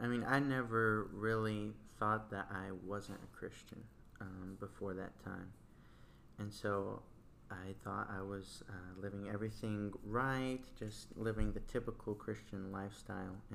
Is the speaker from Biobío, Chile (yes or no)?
no; Santiago, Santiago Metropolitan Region, Chile; Well, I was born in Chile, in Santiago, and uh, I think the weirder part was coming to the States periodically.